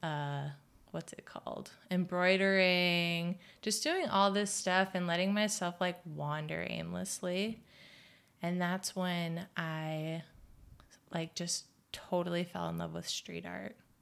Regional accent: Midwest, United States; moved away; we're both from the Midwest

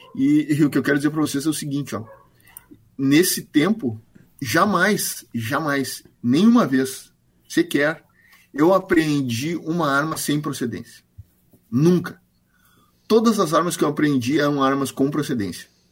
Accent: Brazil

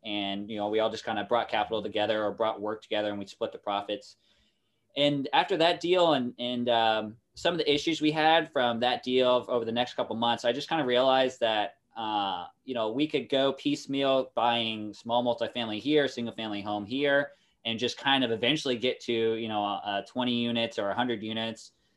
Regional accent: Kansas City, Kansas, United States; moved away as an adult; also born or lived in Norfolk; now in Japan; I'm from Kansas City, uh, that area originally. Uh, my family now lives on the, uh, Kansas side, however, and that's where I went to high school

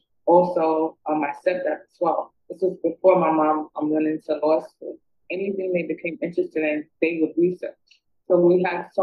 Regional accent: New York, United States; moved away; also born or lived in the South (US); I moved from New York to the South

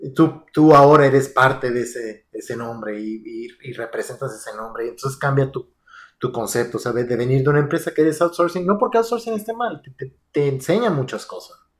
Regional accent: Aguascalientes, Mexico; moved away as an adult; now in United States; yo soy de Aguascalientes.

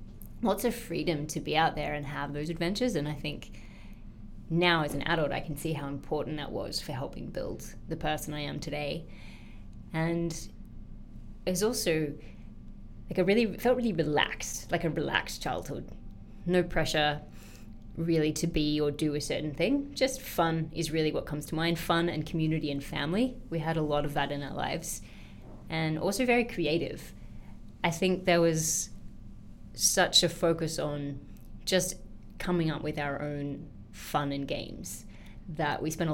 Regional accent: Sydney, New South Wales, Australia; It's very different to today's Sydney. Way more relaxed, but for me, it was a memory very much of an outdoors childhood.

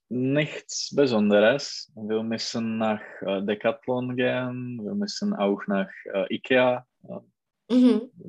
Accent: Czechia; German is a second language; Ich komme aus Tschechien.

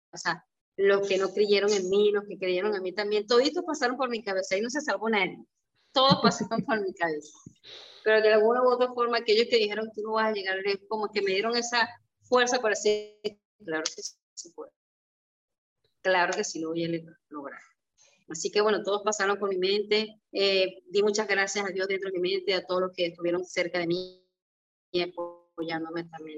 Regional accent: Barquisimeto, Lara, Venezuela; moved away; para Barquisimeto, para mi tierra, eh, para el Estado Largo

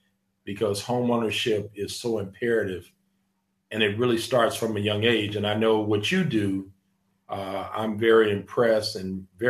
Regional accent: Los Angeles, California, United States; I'm a native of Los Angeles, which is very rare these days because so many folks are transplants from somebody else, somewhere else. And I'm a native of Los Angeles. I grew up in Watts

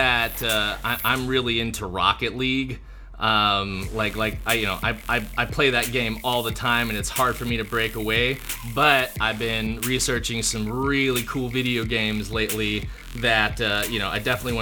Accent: Southern California, United States; we're both from Southern California

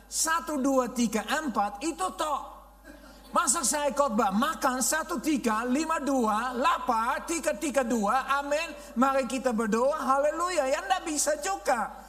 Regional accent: Netherlands; Indonesian is a second language; now in Indonesia; Jadi saya orang Belanda asli, ya bule yang benar-benar bule, ya obul, ya lahir di Belanda, besar di Belanda, dan saya uh, kami pindah saya uh, dengan Youth with ke misi di Indonesia

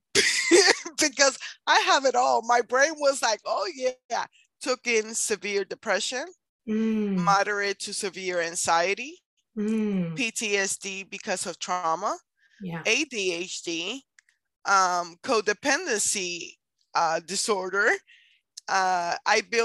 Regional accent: Puerto Rico; moved away; I'm from Puerto Rico, so that right there, Hispanic.

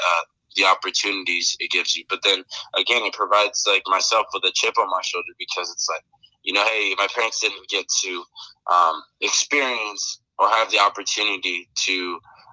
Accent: Washington, United States; moved away as an adult; also born or lived in Arizona; I grew up in Washington.

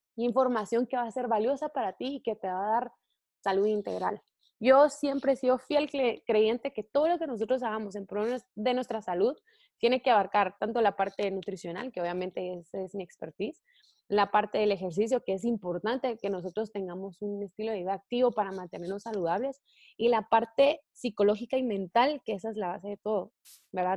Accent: Guatemala; yo soy de Guatemala

